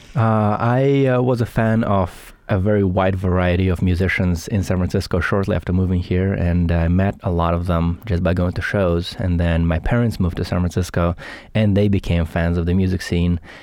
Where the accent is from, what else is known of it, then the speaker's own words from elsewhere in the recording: Saint Petersburg, Russia; also born or lived in Los Angeles; now in Bay Area, United States; I'm from Russia, Saint